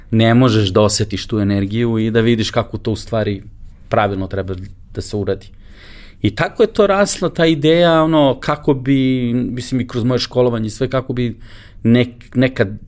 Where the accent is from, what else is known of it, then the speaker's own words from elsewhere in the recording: Belgrade, Serbia; ja sam maltene jedini iz Beograda